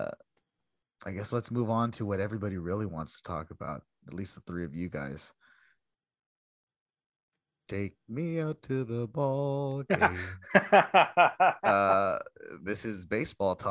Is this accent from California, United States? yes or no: no; Mercedes, Texas, United States; In my hometown, Little Mercedes, Texas, in the 10-20 miles from the Mexican border